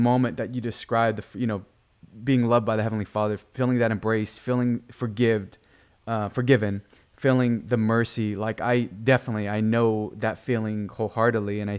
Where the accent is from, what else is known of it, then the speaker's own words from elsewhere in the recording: Guam; I'm from the island of Guam.